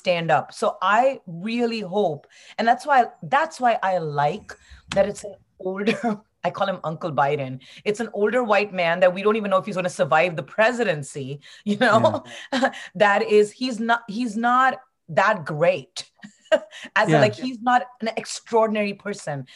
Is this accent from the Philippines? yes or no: no; India; moved away; my home country is India